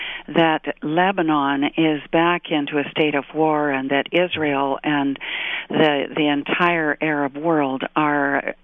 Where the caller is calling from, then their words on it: British Columbia, Canada; I'm in British Columbia, and it's beautiful and sunny this morning.